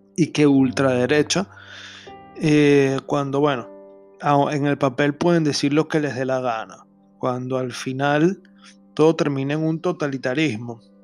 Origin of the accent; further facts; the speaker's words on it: Venezuela; lo que nosotros llamamos en criollo, en mi país Venezuela